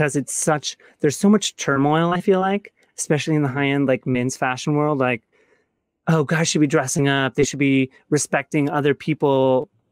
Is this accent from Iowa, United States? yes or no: no; Grand Rapids, Michigan, United States; moved away; also born or lived in Atlanta; I grew up in Grand Rapids, Michigan